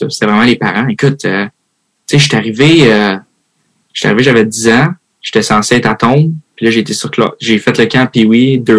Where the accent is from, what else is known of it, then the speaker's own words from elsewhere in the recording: Switzerland; also born or lived in United States; now in Canada; je vais à USA, je viens de la Suisse, je suis au Québec, tout.